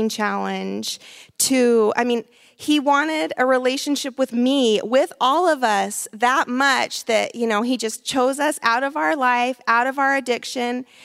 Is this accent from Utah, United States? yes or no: yes; Salt Lake City, Utah, United States; moved away; I'm from Salt Lake City, Utah